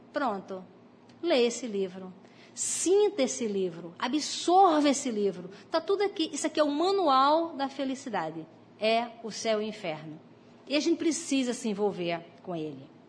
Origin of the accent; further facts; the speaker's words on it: Brazil; nós nascemos aqui no, no Brasil